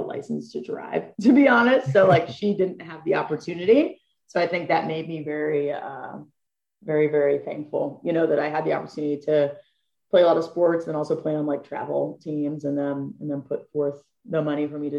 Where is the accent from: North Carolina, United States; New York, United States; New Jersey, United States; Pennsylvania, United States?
Pennsylvania, United States; Butler; I grew up in Butler, Pennsylvania